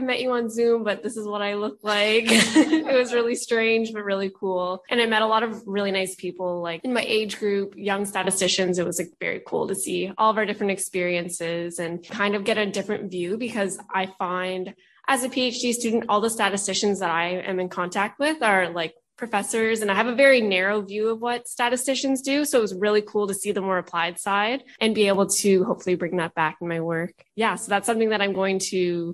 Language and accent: English; East Coast of Canada, Canada; I'm from the East Coast of Canada